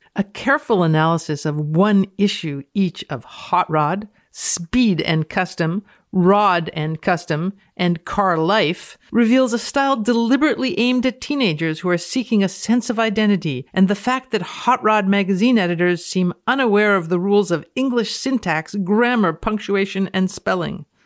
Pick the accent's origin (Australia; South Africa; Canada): Canada; I'm speaking as a Canadian.